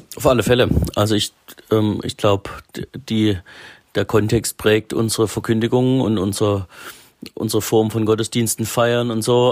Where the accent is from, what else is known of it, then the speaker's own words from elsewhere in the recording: Ore Mountains, Saxony, Germany; moved away as an adult; also born or lived in Freiburg; now in Baden, Germany; Man wird es gleich hören, wenn ich anfange mit Reden. Ich komme ursprünglich aus dem Erzgebirge aus Sachsen.